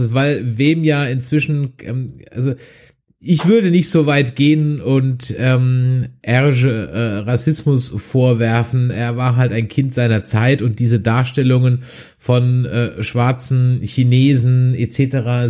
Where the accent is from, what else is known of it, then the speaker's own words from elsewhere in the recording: Düsseldorf, North Rhine-Westphalia, Germany; bei uns in Düsseldorf in der Immermannstraße